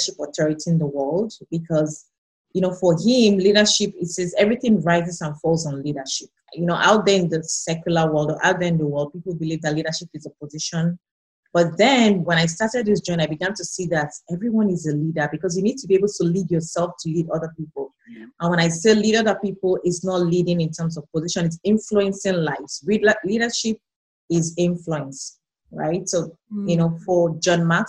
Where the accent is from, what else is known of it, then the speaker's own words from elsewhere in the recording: Nigeria; moved away as an adult; now in Canada; I moved halfway across the world from Nigeria, where I'm originally from, to Canada.